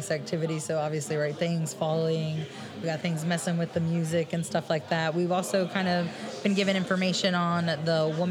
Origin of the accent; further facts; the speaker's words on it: Austin, Texas, United States; also born or lived in Round Rock, Texas; we spent some years in Round Rock. We grew up in Austin mostly.